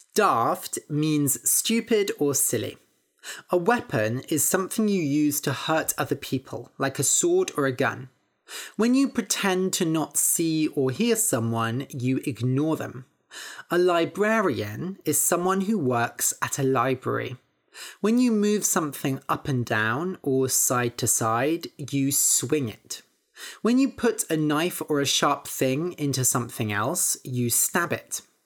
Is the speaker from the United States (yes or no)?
no; Bath, South West England, United Kingdom; moved away as an adult; also born or lived in Cambridge; I grew up in Bath, studied in Cambridge, and now have moved down to the southwest of the country.